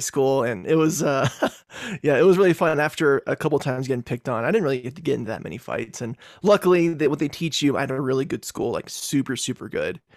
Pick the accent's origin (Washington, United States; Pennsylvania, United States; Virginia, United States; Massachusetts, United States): Virginia, United States; moved away as an adult; also born or lived in Texas; now in Colorado, United States; I grew up in Virginia for most of my life before moving to Colorado in two thousand ten